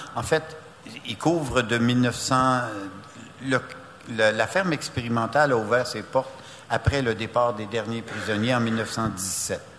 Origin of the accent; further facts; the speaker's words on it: Amos, Quebec, Canada; Je suis d'Amos